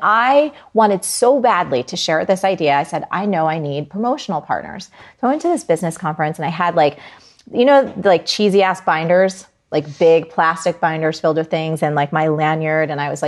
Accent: New Jersey, United States; I'm from Jersey and it's very hard.

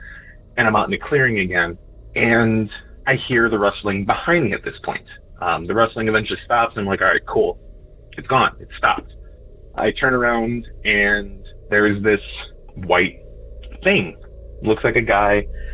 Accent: Chicagoland, northwest suburbs of Illinois, United States; I am from Chicagoland, northwest suburbs of Illinois

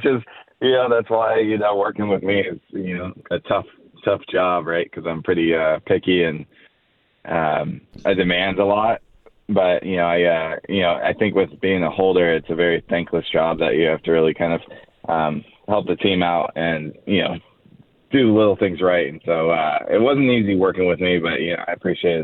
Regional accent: San Francisco, California, United States; moved away as an adult; also born or lived in Florida / Winnipeg; I'm from the Bay Area in San Francisco

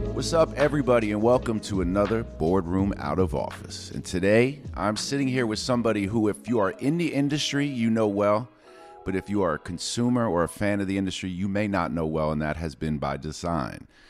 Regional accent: New York City, New York, United States; I'm from New York City

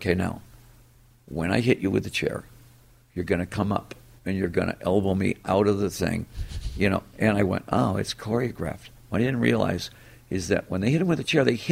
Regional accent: Detroit, Michigan, United States; it's my hometown

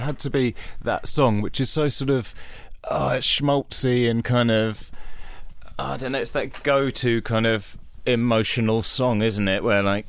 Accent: United Kingdom; And I think particularly as for a British audience where we're not always great with that sort of level of sincerity

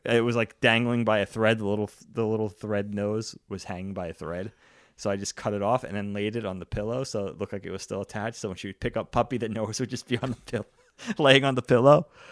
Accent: New York, United States; my friend who I grew up with in New York

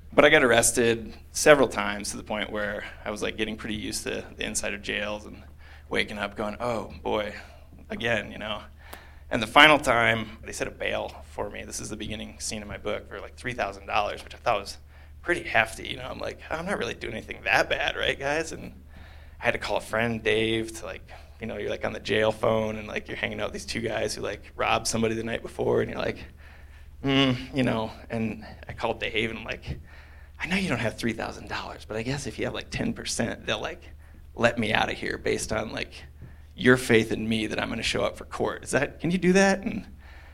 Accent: Iowa, United States; moved away as an adult; also born or lived in Denver; now in Colorado, United States; as I grew up, of course, I was living in Iowa

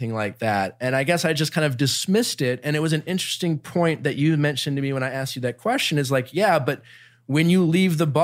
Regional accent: Milwaukee, Wisconsin, United States; growing up in Milwaukee

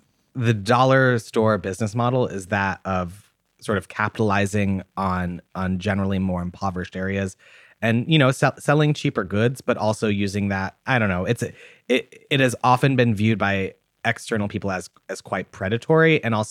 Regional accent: Massachusetts, United States; I remember in the 90s, where I grew up specifically in Massachusetts, there was a huge movement to, when Walmart wanted to open in the area that I grew up

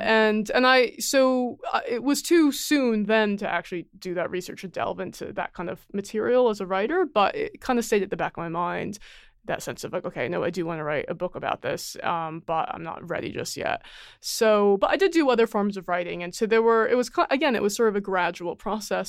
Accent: United States; accent: American; I'm Chinese American, and if you hear me, I obviously sound American

